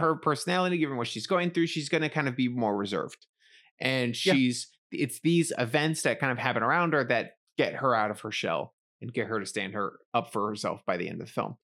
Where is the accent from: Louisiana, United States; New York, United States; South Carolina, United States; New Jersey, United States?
New York, United States; New York City; growing up in the Bronx and around a lot of Black families